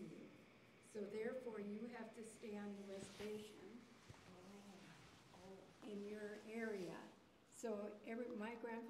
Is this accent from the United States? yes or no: yes; United States; I was born in America.